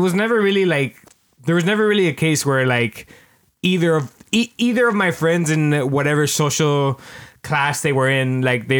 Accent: Miami, Florida, United States; We grew up in Miami

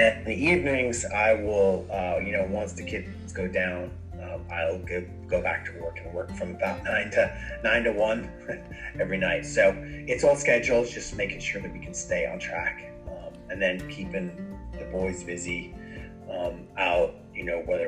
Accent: Dublin, Leinster, Ireland; moved away; I'm originally from Dublin, Ireland

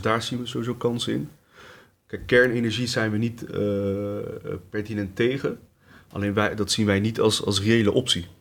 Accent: Leidschendam-Voorburg, South Holland, Netherlands; also born or lived in Tunisia; Ik ben eh, geboren in Tunesië. Eh, opgegroeid hier in Leidschendam-Voorburg. In Voorburg-Noord om eh, precies te zijn

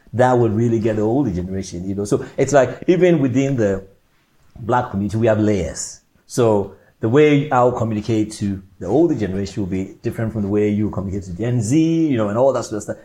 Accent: Ghana; moved away as an adult; also born or lived in Orpington, London, United Kingdom; now in London, United Kingdom; growing up in Ghana, moving into the UK at a um, younger age, 18, and then living in the UK

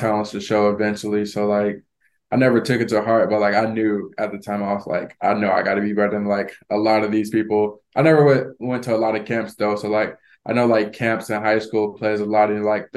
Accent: Florida, United States; moved away; I'm from Florida

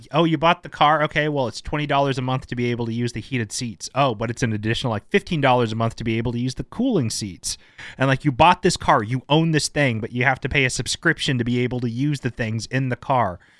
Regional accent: United States; as an American

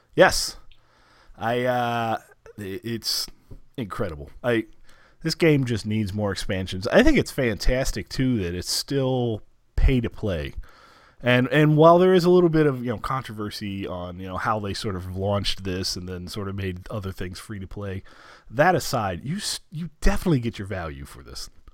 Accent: United States; as an American

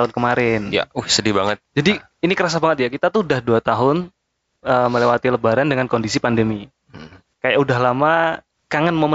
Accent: Kalimantan, Indonesia; karena aku dulu ya lebaran waktu kecil di Kalimantan ada lebaran juga di sana

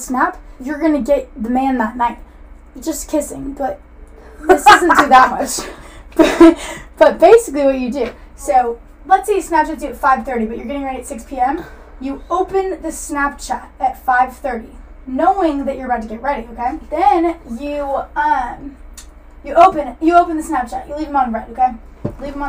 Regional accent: Atlanta, Georgia, United States; I'm from Atlanta, so I have the Atlanta lingo

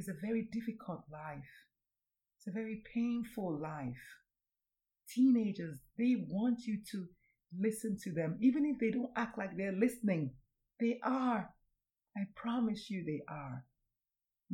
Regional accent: Nigeria; I'm Nigerian

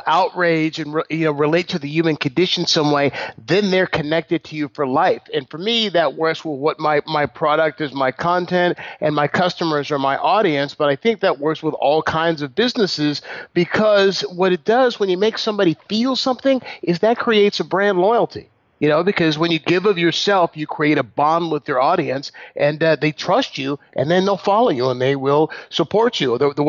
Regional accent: San Leandro, California, United States; I grew up in San Leandro, California, which is the city I still live in. It's right next door to Oakland.

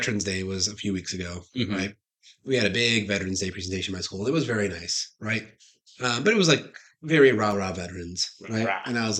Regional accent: United States; watching this as an American

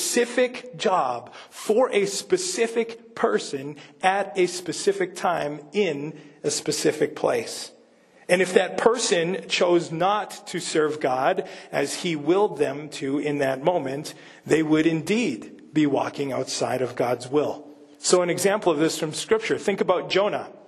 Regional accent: Manitoba, Canada; moved away; I'm from Manitoba

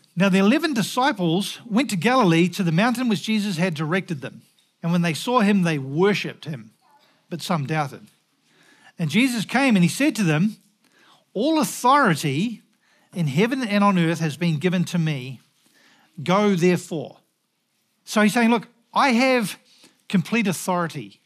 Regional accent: New Zealand; moved away; also born or lived in Scotland; as a Kiwi

